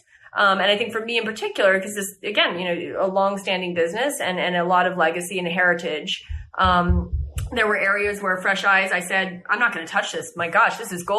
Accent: United States; moved away; as an American

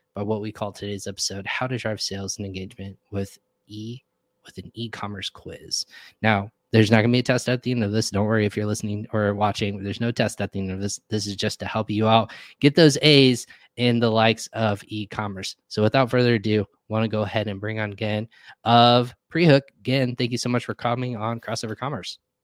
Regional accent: Texas, United States; I was actually born and raised in Texas

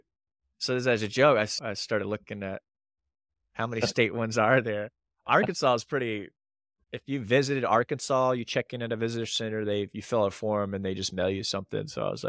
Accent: Panama Canal Zone, Panama; I grew up in the Panama Canal Zone and they require all kids because of all the channels and floods.

